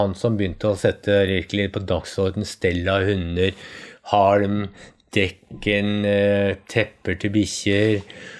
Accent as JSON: {"language": "Norwegian", "country": "Norway", "tie": "born or raised there", "said": "Jeg vokste opp nede i Østmarka"}